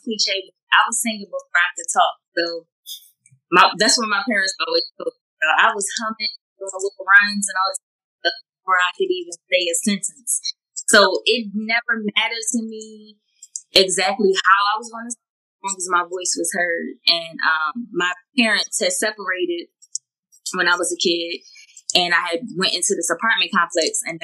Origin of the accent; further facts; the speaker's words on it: Philadelphia, Pennsylvania, United States; I'm originally from Philly, born and raised